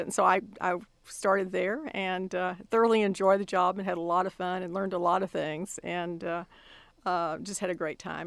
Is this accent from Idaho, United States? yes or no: no; Austin, Texas, United States; moved away as an adult; now in College Station, United States; my hometown is Austin, Texas